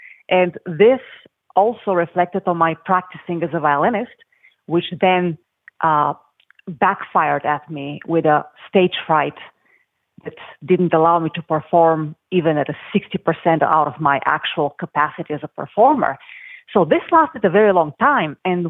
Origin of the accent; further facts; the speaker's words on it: Bulgaria; moved away; I came here with nothing from Bulgaria.